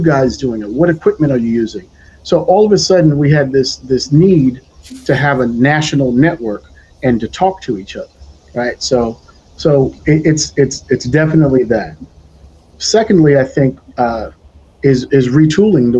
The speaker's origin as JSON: {"language": "English", "town": "New York City", "region": "New York", "country": "United States", "tie": "born or raised there", "said": "I'm a New York City native, born and raised in Brooklyn, New York"}